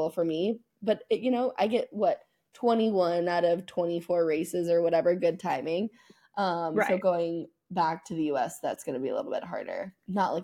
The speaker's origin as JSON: {"language": "English", "country": "United States", "said": "as an American"}